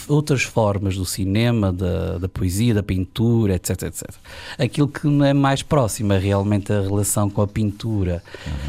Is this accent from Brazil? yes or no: no; Ribeira Grande, Azores, Portugal; born or raised there; also born or lived in Ponta Delgada